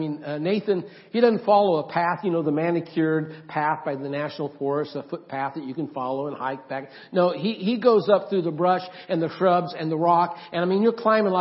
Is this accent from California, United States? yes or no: no; Oregon and Idaho, United States; moved away; also born or lived in Florida; I grew up mainly in Oregon and Idaho